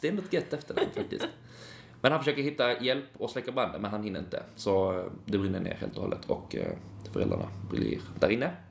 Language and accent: Swedish; Lund, Skåne, Sweden; jag är från Lund